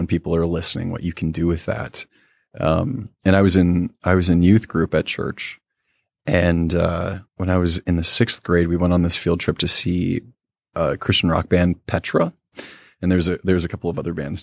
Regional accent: Quincy, Michigan, United States; also born or lived in Warren, Michigan / Roseville, Michigan; We moved to Quincy, Michigan, which is a small town that's pretty close to Indiana

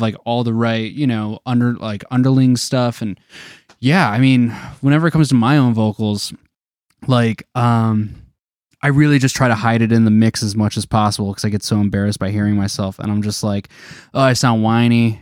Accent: Detroit, Michigan, United States; we're from Detroit

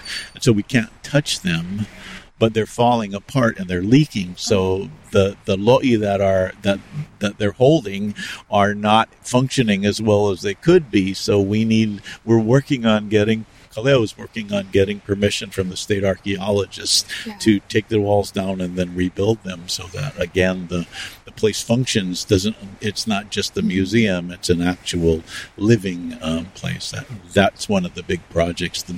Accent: Hilo, Hawaii, United States; as a boy growing up in Hilo

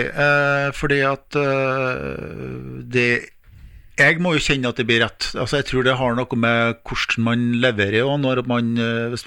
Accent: Bindal, Nordland, Norway; moved away; noen ord som er Altså som ikke er bindalsk, og det var noen ord som jeg ikke kunne når jeg flytta fra Bindal nå, for å si det sånn, da.

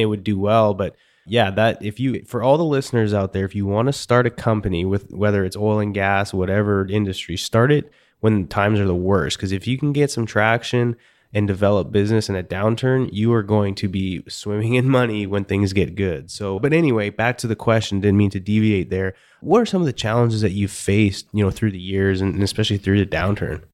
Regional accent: Canada; I'm from Canada and mostly Eastern European

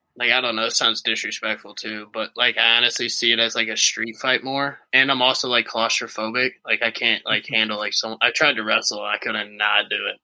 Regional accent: Jefferson County, near St. Louis, Missouri, United States; it's right in my hometown

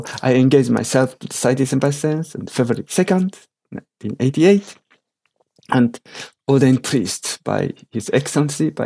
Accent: Japan; English is a second language; I was born in Japan with my Japanese parents, and I grown up and educated totally in Japan as common Japanese

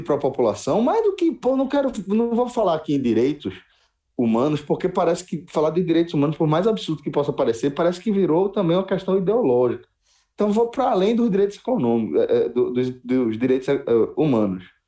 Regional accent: Brazil; a gente como brasileiro

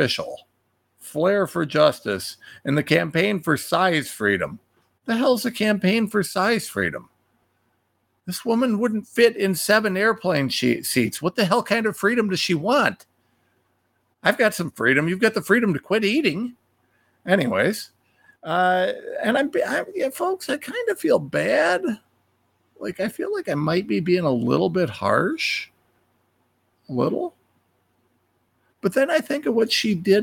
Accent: Ohio, United States; I'm a nobody from Ohio

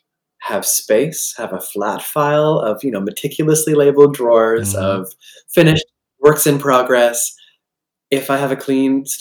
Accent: Collingwood, Ontario, Canada; moved away as an adult; also born or lived in Alfred, New York; now in North Carolina, United States; Collingwood, Ontario, my hometown

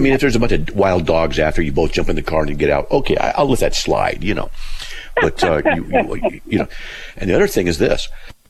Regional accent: Buena Park, California, United States; Well, I grew up in Buena Park, you know, Riverside, so I'm just, okay.

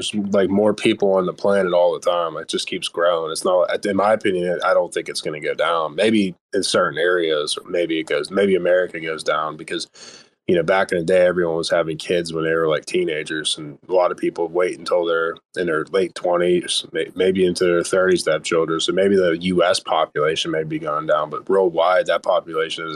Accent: Pittsburgh, Pennsylvania, United States; I'm from Pittsburgh area

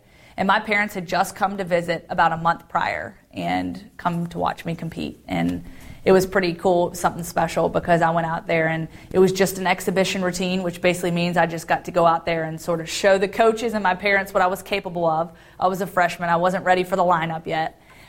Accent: Guantanamo Bay, Guantánamo, Cuba; born there; I was born in Guantanamo Bay, Cuba. Gitmo

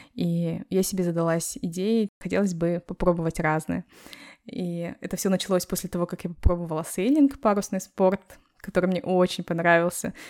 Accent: Kazakhstan; now in Malaga, Spain; мы, простые девушки из Казахстана

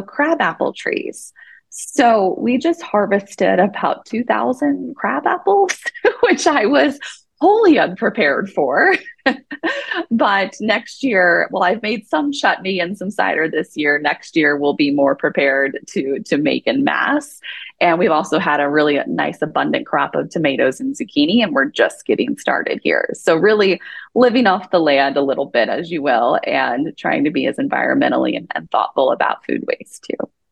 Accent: Southern Illinois, United States; now in Utah, United States; I grew up in Southern Illinois and I grew up gardening

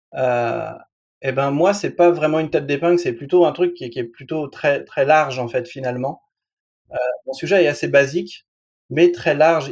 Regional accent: France; je suis un Français moyen, je passe mes 3 heures par jour devant la télé

